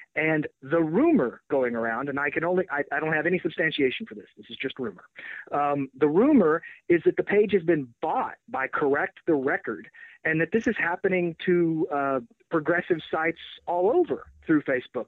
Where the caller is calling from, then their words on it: Texas, United States; I'm calling from Texas